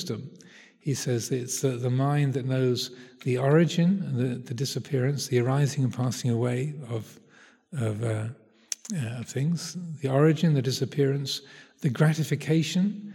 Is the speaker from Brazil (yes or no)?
no; United Kingdom; speaking as a Brit